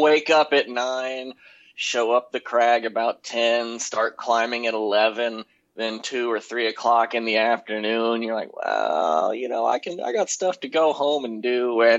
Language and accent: English; Texas, United States; moved away as an adult; now in Bolingbrook, United States; I'm from Texas